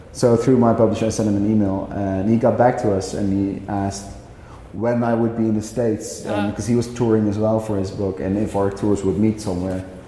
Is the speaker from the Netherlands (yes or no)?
yes; Netherlands; I'm a writer from the Netherlands.